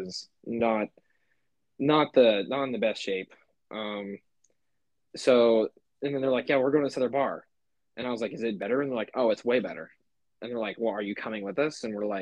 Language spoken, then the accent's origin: English; Kansas, United States; I'm from Kansas